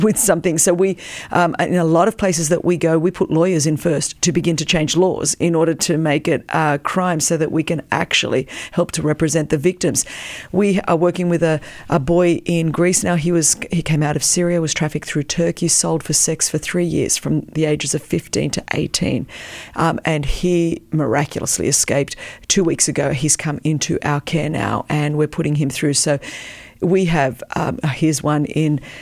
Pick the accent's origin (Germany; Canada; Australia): Australia; first language Greek; English is a second language; moved away as an adult; also born or lived in Melbourne, Australia; now in United States; I was born in Australia, but, um, you know, the daughter of Greek immigrants